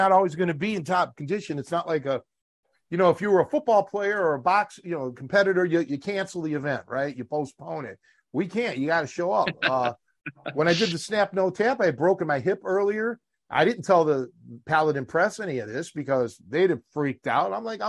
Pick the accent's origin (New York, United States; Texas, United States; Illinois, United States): Illinois, United States; Chicago; one of the crew said that told the owner that I'm from Chicago.